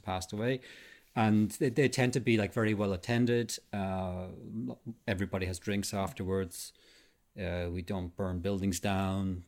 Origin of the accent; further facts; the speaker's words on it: Ireland; graveyards in my hometown, there was the Protestant side and the mm-hmm. Catholic mm-hmm. side of the same graveyard